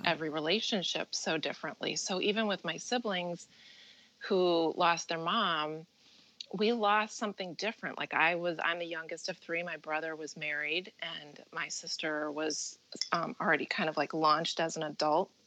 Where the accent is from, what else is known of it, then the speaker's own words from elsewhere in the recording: Midwest, United States; moved away as an adult; now in New Jersey, United States; I grew up in the Midwest